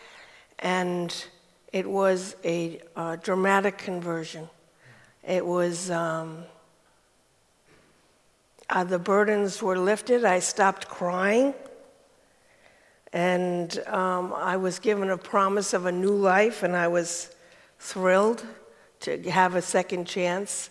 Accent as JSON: {"language": "English", "town": "Catskill", "region": "New York", "country": "United States", "tie": "born or raised there", "also_born_or_lived": "California", "accent": "Brooklyn", "moved": "as an adult", "lives_now": "Belfast, United Kingdom", "said": "I was born in Catskill, New York, in the Catskill Mountains in 1950."}